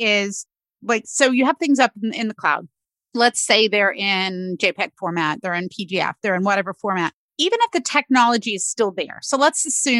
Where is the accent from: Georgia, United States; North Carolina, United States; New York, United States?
North Carolina, United States; now in Pennsylvania, United States; where I grew up in North Carolina